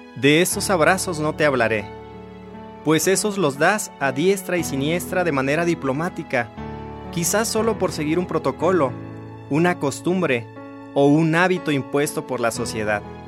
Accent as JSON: {"language": "Spanish", "town": "Lázaro Cárdenas", "region": "Michoacán", "country": "Mexico", "tie": "born or raised there", "also_born_or_lived": "Morelia, Michoacán", "said": "salí del lugar donde nací, de Ciudad Lázaro Cárdenas, Michoacán"}